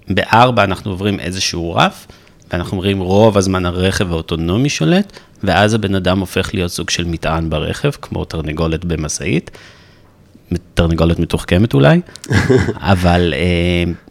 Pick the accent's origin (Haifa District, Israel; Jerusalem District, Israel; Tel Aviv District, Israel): Jerusalem District, Israel; Jerusalem; אני ירושלמי, בן 40, נשוי לשירה, אבא לנוגה בת שלוש